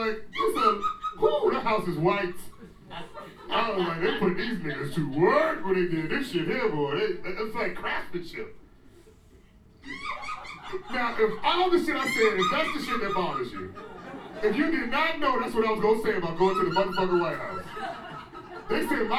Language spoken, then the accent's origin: English; United States; now in Washington, D.C., United States; I'm American. All day, and a D.C. citizen.